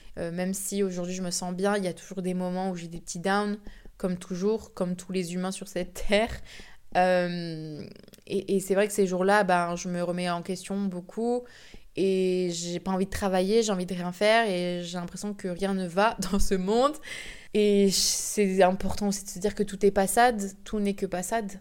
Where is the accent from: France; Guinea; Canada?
France; je suis française